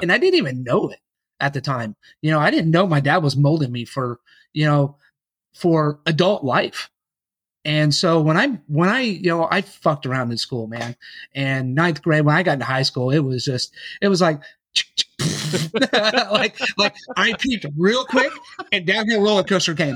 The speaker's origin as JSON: {"language": "English", "town": "Yukon", "region": "Oklahoma", "country": "United States", "tie": "born or raised there", "said": "I grew up in Yukon, Oklahoma, and, uh, with my dad"}